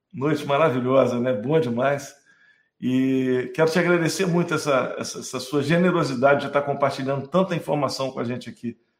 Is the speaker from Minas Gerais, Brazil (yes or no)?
yes; Minas Gerais, Brazil; eu sou mineiro